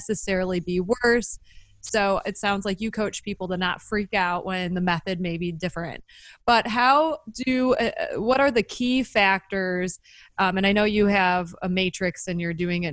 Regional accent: Midwest, United States; growing up in the Midwest

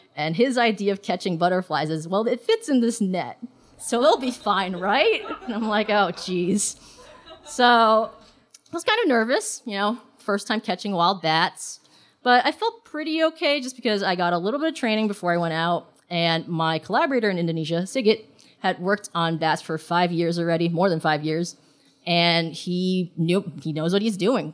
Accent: New York City, New York, United States; also born or lived in Hong Kong; I was born in Hong Kong and I grew up in New York City

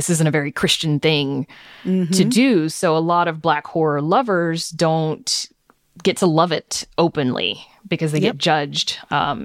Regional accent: the South, United States; I grew up in the South and it's a very conservative part of the country

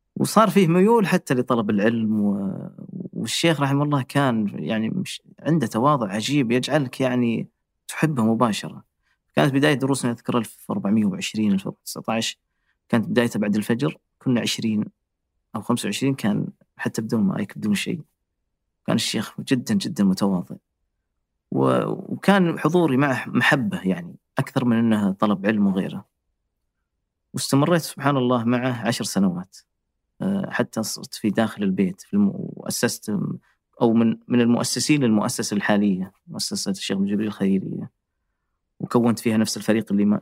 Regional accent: Riyadh, Riyadh Province, Saudi Arabia; moved away as an adult; now in France; عندنا في الرياض

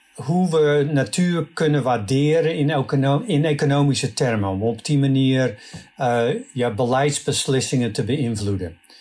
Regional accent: Netherlands; now in California, United States; ik voel me nog steeds in hart en ziel Nederlander

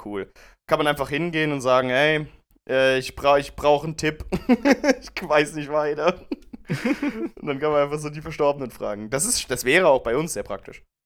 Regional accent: Germany; wir sind ja Deutsche

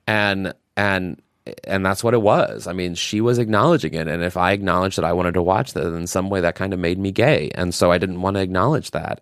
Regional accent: Missouri, United States; I'm from Missouri

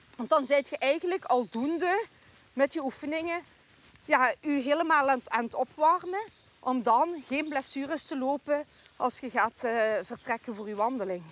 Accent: Poeteren, Flanders, Belgium; moved away as an adult; now in Stevensweert, Netherlands; Ik ben altijd opgegroeid in de Poeteren. Dus hier in dit dorp Doreen, waar wij vandaag wandelen

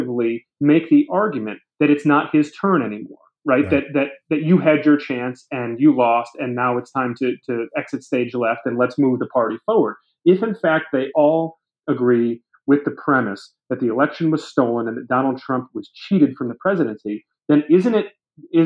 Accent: Brighton, Michigan, United States; my home state of Michigan

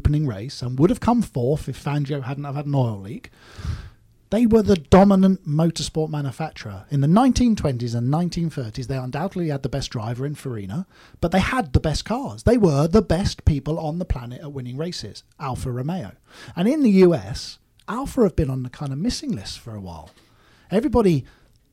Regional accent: United Kingdom; moved away as an adult; now in California, United States; I'm a British guy, car builder based in the US

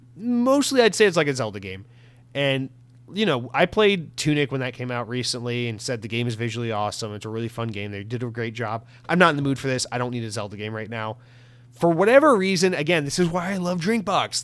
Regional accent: United States; as an American

